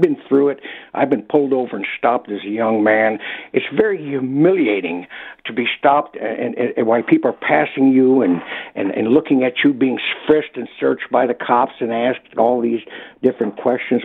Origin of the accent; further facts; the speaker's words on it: Detroit, Michigan, United States; now in Toronto, Canada; growing up in the Detroit area and watching, living there the year of the riot